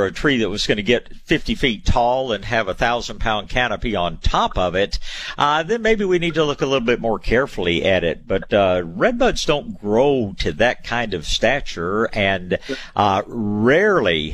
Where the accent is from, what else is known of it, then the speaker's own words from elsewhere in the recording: Tyler, Texas, United States; I was born in Tyler, Texas, where they grow world-class hydrangeas.